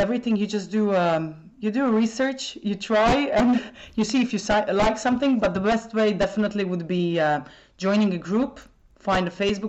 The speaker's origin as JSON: {"language": "English", "town": "Split", "region": "Split-Dalmatia County", "country": "Croatia", "first_language": "Croatian", "second_language": "English", "moved": "as an adult", "lives_now": "Ireland", "said": "I come from Split, which is in the south of Croatia."}